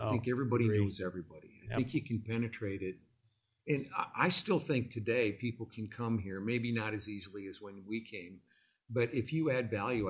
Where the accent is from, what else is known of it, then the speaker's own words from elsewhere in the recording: Illinois, United States; now in Dallas, United States; Like, I came from the Midwest. I'm from Illinois. And I came here knowing no one.